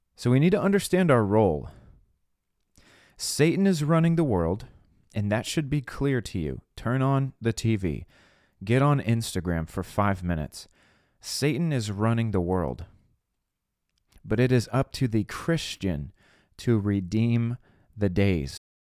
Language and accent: English; United States; I was born in America. God put me here on purpose." and this is my country.